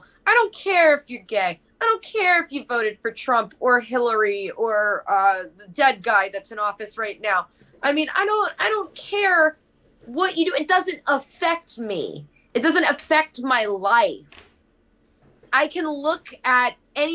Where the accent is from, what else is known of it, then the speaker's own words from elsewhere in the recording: New York City, New York, United States; moved away; also born or lived in Nashville, Tennessee / Los Angeles, California; I'm from Brooklyn, New York, Italian, Dutch, Swedish